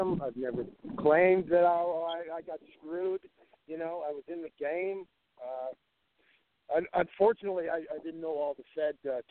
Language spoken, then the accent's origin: English; San Diego, California, United States; where I grew up in San Diego